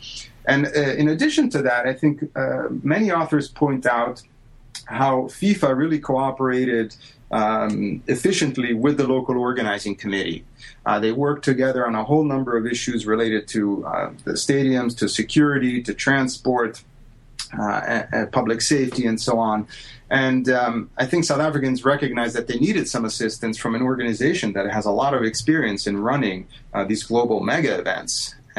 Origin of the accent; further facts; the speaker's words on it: Italy; something that I never would have dreamed of doing growing up in Italy.